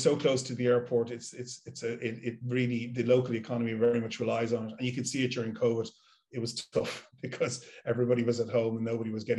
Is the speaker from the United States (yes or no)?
no; Dublin, Leinster, Ireland; growing up where I grew up in Dublin and Malahide was very much an airport themed